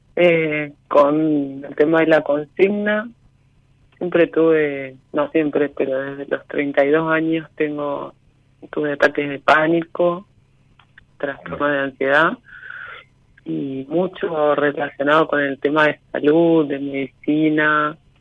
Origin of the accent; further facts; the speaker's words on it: Paraná, Entre Ríos, Argentina; Soy de Paraná.